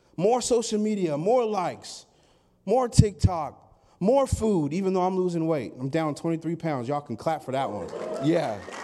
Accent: Sandy, Oregon, United States; I hail from Sandy, Oregon.

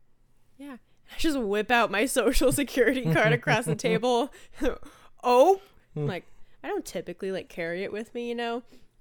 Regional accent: Bay Area, California, United States; born or raised there

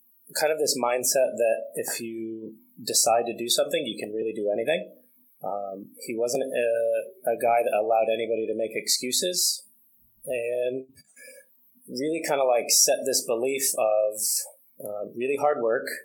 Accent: Franklin, New York, United States; I'm from a really small town, upstate New York, Franklin, New York

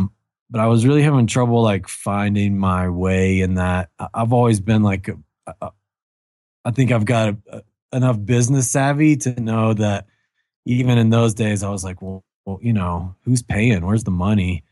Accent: Kentucky, United States; I grew up in Kentucky

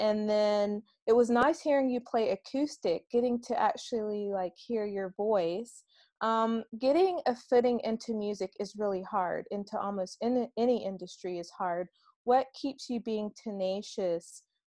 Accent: Columbia, South Carolina, United States; I'm from Columbia

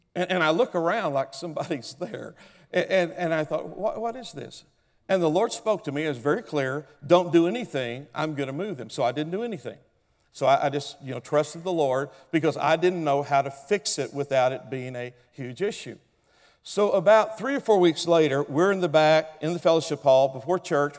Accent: Oklahoma, United States; I come from Oklahoma. I'm an original redneck from Oklahoma

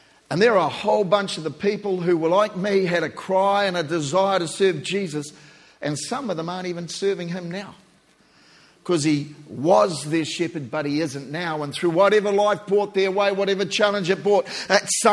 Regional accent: New Zealand; I'm a Kiwi

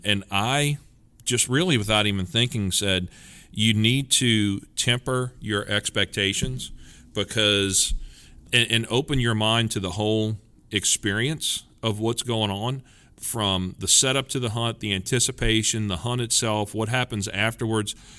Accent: Louisiana, United States; I'm from Louisiana and we kinda know what good groceries are

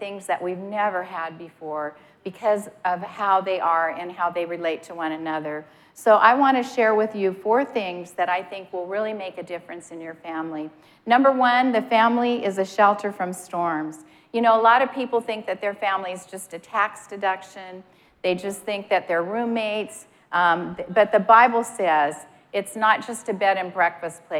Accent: Montana, United States; moved away; I'm from Montana, and when I lived in Montana, a lot of times it would pour.

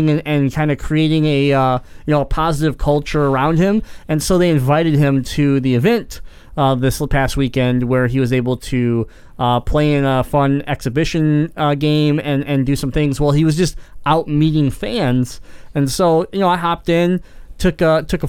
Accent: Detroit, Michigan, United States; we came from Detroit

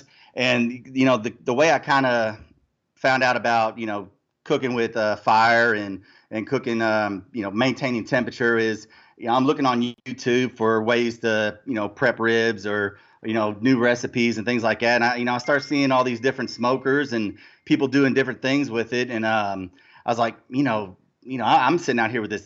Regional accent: Louisville, Kentucky, United States; I'm from Louisville, Kentucky.

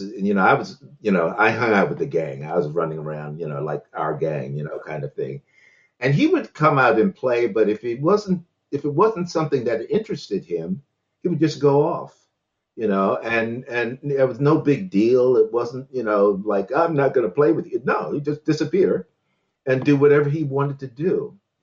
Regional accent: Washington, District of Columbia, United States; in Washington D.C. I was born in Washington D.C.

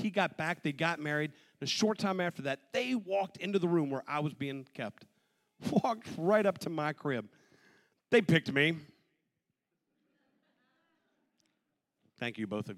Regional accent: Western Maryland, United States; The moment I was born, I was placed immediately into an orphanage out in Western Maryland

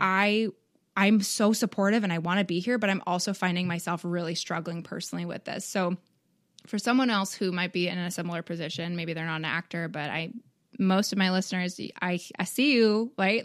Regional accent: Canada; now in United States; I'm from Canada

